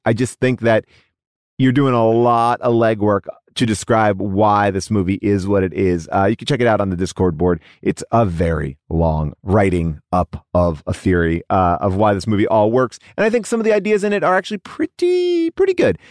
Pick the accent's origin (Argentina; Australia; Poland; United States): United States; New York; now in Los Angeles, United States; I grew up on the East Coast. I had an above-the-ground pool. We were not wealthy. Um, and we loved that above the ground pool. We lived in New York